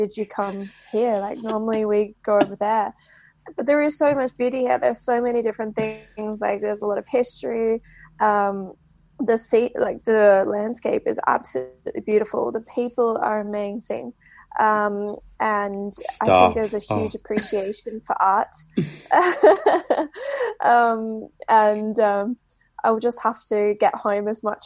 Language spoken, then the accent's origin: English; Australia; moved away as an adult; also born or lived in Holland; now in Belfast, United Kingdom; I'm Australian. I actually came over to Belfast just over 2 years